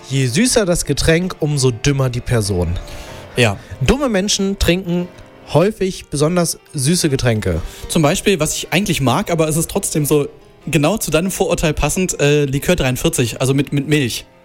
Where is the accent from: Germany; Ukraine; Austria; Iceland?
Germany; Hanover, Lower Saxony; ich bin natürlich ein großer Fan als äh, Hannoveraner von Lütje Lage.